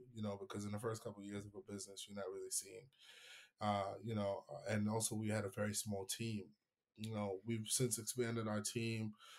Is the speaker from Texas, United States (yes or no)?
no; New York, United States; I mean, I'm a New Yorker, man.